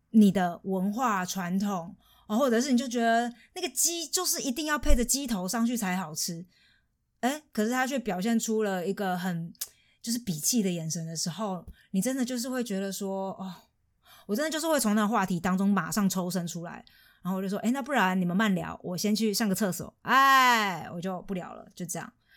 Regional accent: Taiwan; moved away as an adult; now in Germany; 我是，我是台湾人嘛，唯一现场的

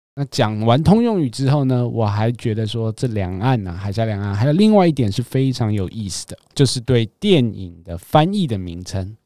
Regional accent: Taiwan; 以我们台湾人的消费习惯

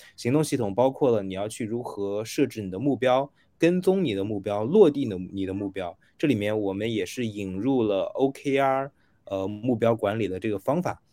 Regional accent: China; 我们大陆这边

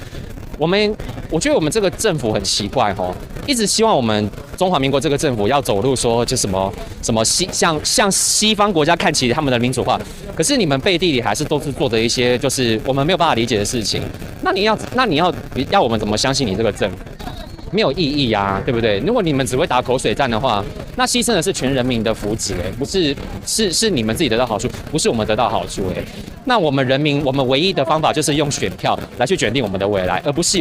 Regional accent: Sanchong, New Taipei, Taiwan; 我原本是从新北三重那边过来。

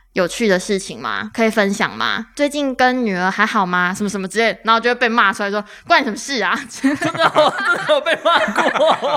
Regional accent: Taichung, Taiwan; 我是台中人

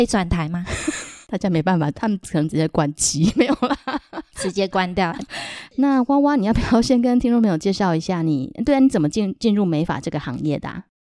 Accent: Taichung, Taiwan; 大家好，我是来自台中市的…

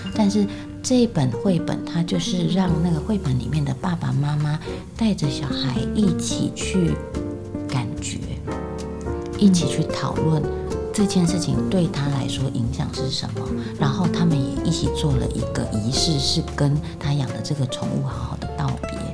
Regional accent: central Taiwan, Taiwan; 我自己是在中部长大的哈，因为就是比较乡下的关系

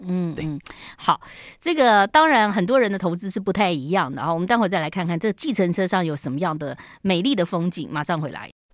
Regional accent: Taiwan; 我们台湾人好喜欢装潢哦

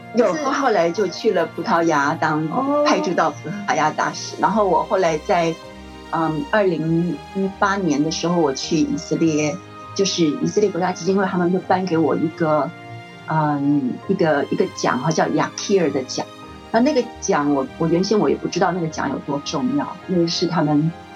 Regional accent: Taiwan; 我们这个比较封闭的中华民国台湾

